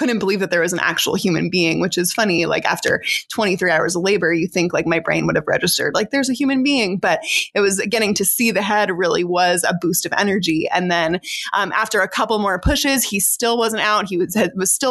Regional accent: United States; as an American

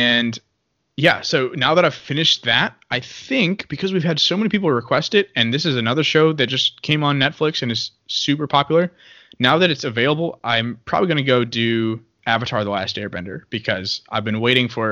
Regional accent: United States; I'm an American and I'm Catholic.

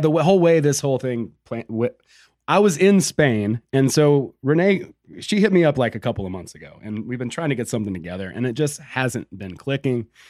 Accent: Georgia, United States; I'm from Georgia, right? Like, I'm no stranger to meth. Like, that's, you know, I grew up around, you know, just really simple country living

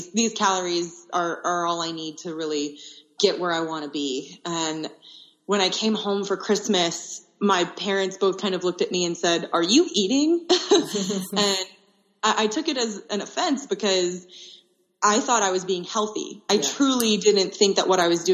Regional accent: Austin, Texas, United States; the University of Texas, which is in my hometown of Austin, Texas

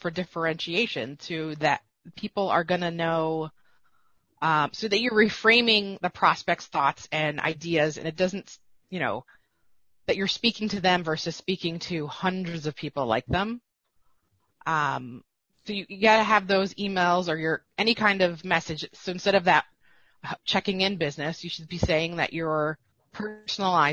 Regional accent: East Coast, United States; I'm from the East Coast

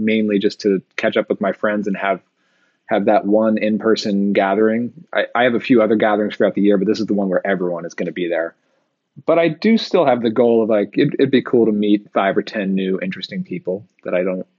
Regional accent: New York, United States; we're from New York, and I think there's part of this personality of growing up in that area

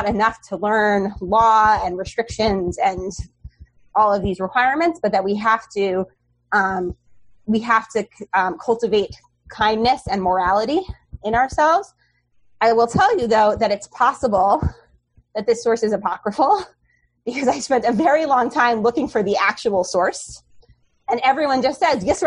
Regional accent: New York City, New York, United States; I grew up on the Upper West Side, I've not strayed far

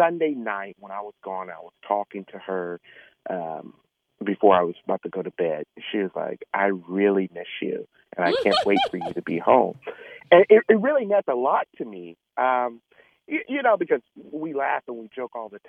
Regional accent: Georgia, United States; Atlanta, Georgia, Georgia being my hometown

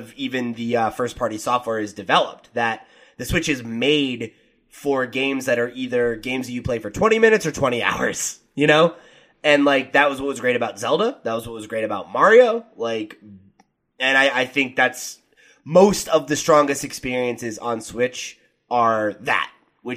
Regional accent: New Jersey, United States; my home state of New Jersey

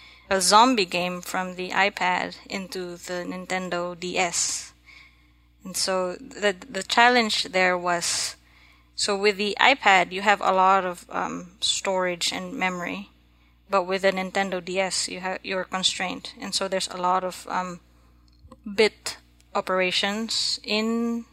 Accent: Philippines; now in Massachusetts, United States; I'm Filipino. I was born and raised in the Philippines.

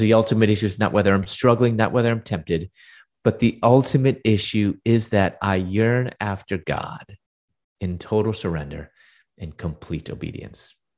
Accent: Chicago, Illinois, United States; moved away as an adult; also born or lived in Louisville, Kentucky / Atlanta; I'm from Chicago, and I moved to Louisville, Kentucky

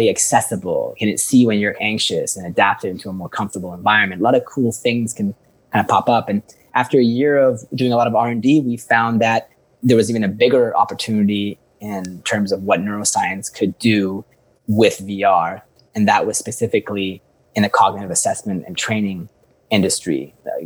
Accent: Vancouver, British Columbia, Canada; moved away as an adult; also born or lived in Iran / Dubai / Spain; now in Portugal; I was born in Iran and raised in Vancouver since I was four

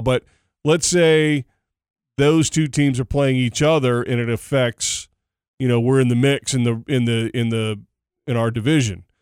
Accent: Dallas, Texas, United States; I'm from Dallas.

